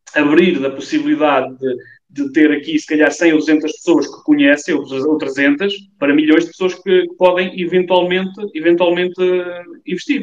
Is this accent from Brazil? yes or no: no; Portugal; porque eu sou português